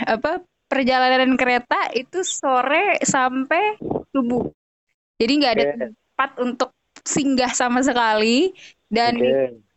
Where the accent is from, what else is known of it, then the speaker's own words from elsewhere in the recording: Central Java, Indonesia; accent: Ngapak; karena gue tuh Jawa cuman bukan